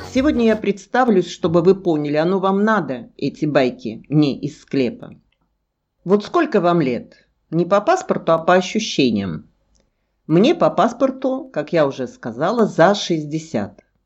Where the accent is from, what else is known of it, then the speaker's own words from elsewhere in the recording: Krasnodar, Krasnodar Krai, Russia; я из Краснодара